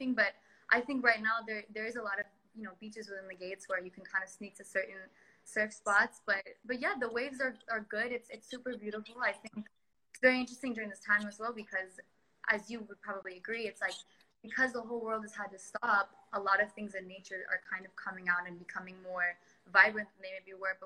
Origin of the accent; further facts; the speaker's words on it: Punta Mita, Nayarit, Mexico; I grew up here in Punta Mita since I was 12 years old.